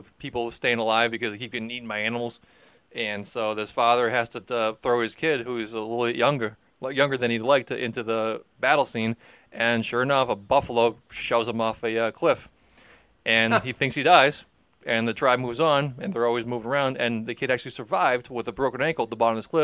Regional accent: Boston, Massachusetts, United States; as a Bostonian

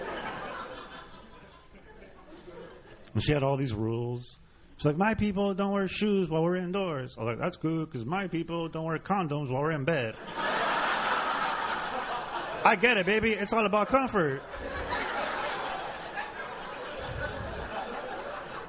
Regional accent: Los Angeles, California, United States; born and raised in East

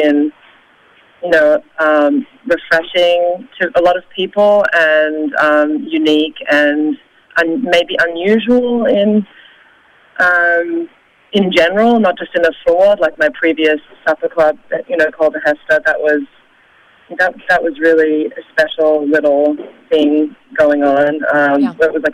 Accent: Australia; now in New York, United States; I'm from Australia myself

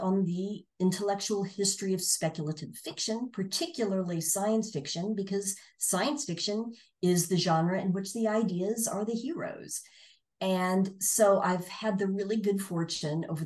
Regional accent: Tulsa, Oklahoma, United States; my hometown, Tulsa, Oklahoma

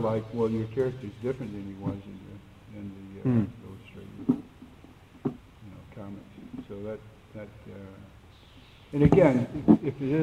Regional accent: Georgia, United States; my home state in Georgia

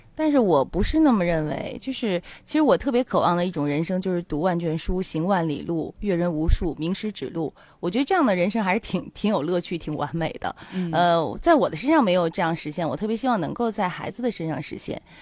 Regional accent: Tianjin, China; 咱们天津人特别好，就特别热情。

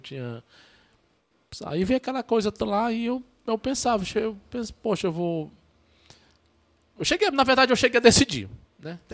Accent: Baturité, Ceará, Brazil; also born or lived in Pitombeira, Cascavel, Ceará; Baturité, minha cidade natal

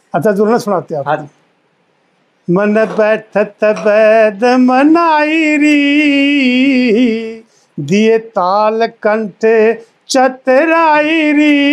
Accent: Khanda village near Igra, Haryana, India; मेरे गांव में एक निहाल धानक संघ ही होया करता खांडे

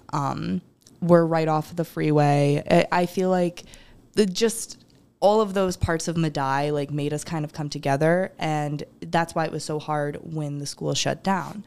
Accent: Rochester, New York, United States; I'm originally from Rochester.

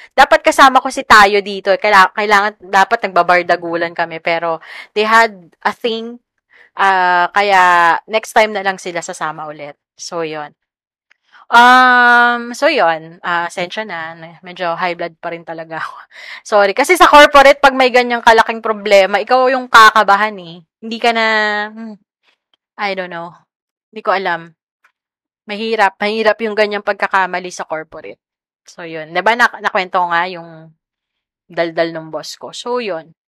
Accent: Quezon City, Metro Manila, Philippines; educated in Manila ako, pero taga QC ako

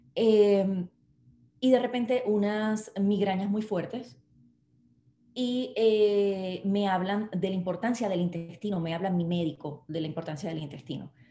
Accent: Puerto Rico; nosotros no somos Estado de Estados Unidos

